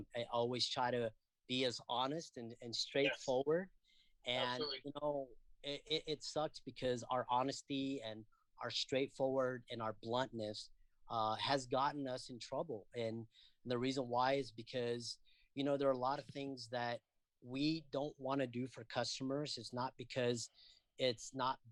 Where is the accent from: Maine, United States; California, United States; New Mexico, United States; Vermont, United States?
California, United States; Castro Valley; I grew up in Castro Valley